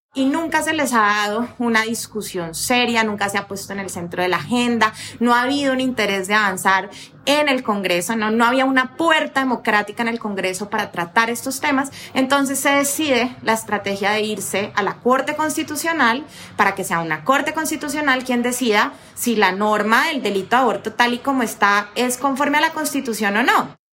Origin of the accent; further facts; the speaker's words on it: Colombia; las colombianas